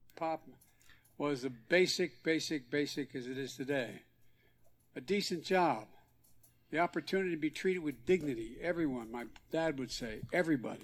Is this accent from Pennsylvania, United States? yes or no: yes; Scranton, Pennsylvania, United States; growing up in Scranton